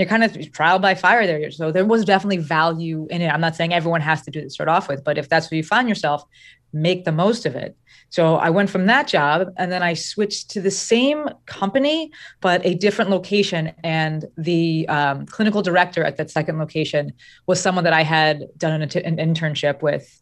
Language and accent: English; New Jersey, United States; I'm from Jersey.